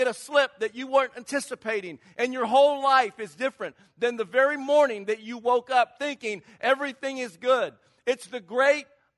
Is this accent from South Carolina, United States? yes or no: yes; Charleston, South Carolina, United States; moved away as an adult; now in California, United States; I grew up in Charleston, South Carolina. Maybe you can tell with the little accent that I'm not from California.